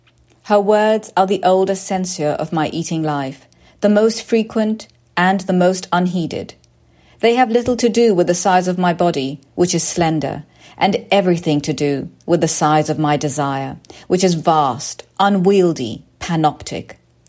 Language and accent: English; United Kingdom; born there; And so for my parents, after I was born in the UK